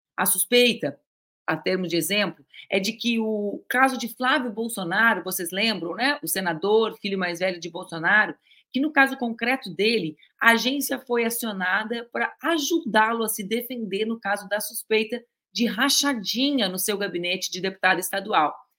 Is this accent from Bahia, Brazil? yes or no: no; Pelotas / border with Uruguay, Rio Grande do Sul, Brazil; Eu e a Cris, a gente cresceu em Pelotas, eu cresci mais para baixo ainda na fronteira com o Uruguai